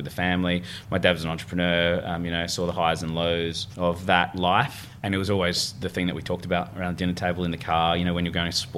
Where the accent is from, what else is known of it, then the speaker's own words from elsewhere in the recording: Adelaide, South Australia, Australia; I was born in Adelaide, and wine industry in South Australia is like massive